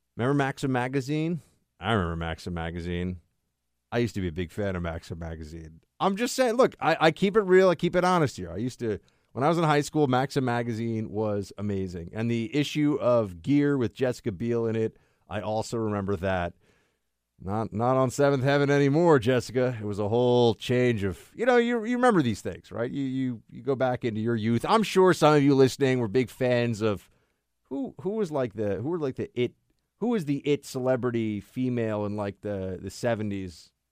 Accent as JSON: {"language": "English", "region": "New York", "country": "United States", "said": "me being a New Yorker"}